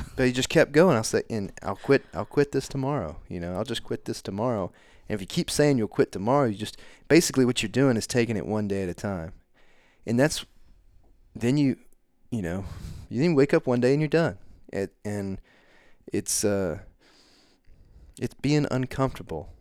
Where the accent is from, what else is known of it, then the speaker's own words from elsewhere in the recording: Canton, Texas, United States; moved away as an adult; I come from Canton, Texas